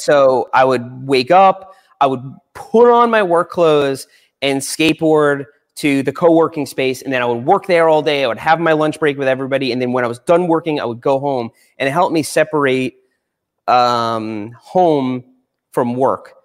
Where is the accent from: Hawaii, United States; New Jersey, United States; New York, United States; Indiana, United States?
New York, United States; Long Island; I grew up on Long Island